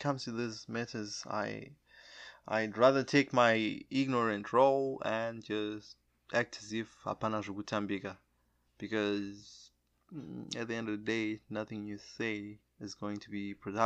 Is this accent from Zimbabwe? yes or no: yes; Zimbabwe; I'm a Zimbabwe. I'm from Zimbabwe